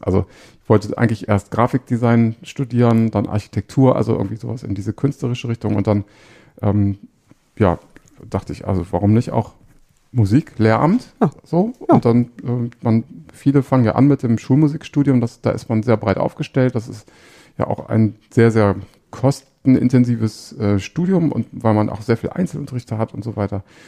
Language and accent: German; Hanover, Lower Saxony, Germany; ich bin auch in Hannover aufgewachsen